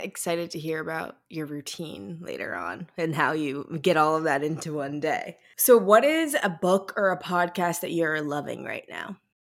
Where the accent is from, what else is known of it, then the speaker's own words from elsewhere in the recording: St. Louis, Missouri, United States; I'm a Midwestern girl myself. I'm from Saint Louis